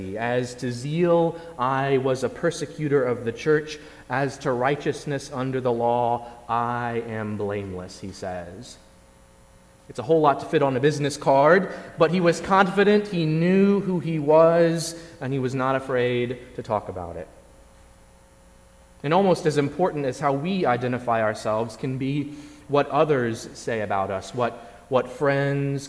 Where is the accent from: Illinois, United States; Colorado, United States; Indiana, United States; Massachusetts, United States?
Indiana, United States; also born or lived in Virginia; I spent nearly all of my pre-college life in Indiana